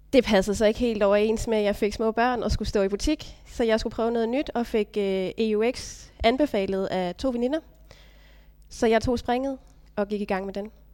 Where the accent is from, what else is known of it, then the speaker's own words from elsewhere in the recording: Stige, Southern Denmark, Denmark; jeg er ude fra Stige